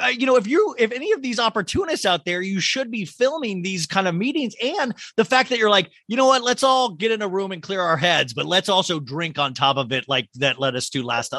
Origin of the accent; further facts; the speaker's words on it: Kansas, United States; growing up in Kansas